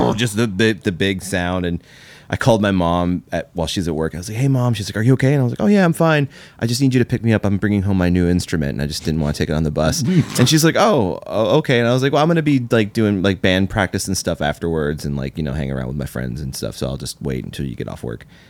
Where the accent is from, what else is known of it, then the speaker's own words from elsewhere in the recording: Louisville, Kentucky, United States; I grew up in Louisville, Kentucky